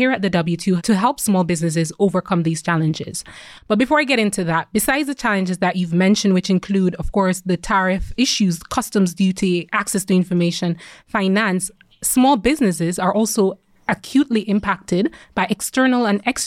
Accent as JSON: {"language": "English", "country": "Jamaica", "said": "I'm also an island girl. I'm from Jamaica."}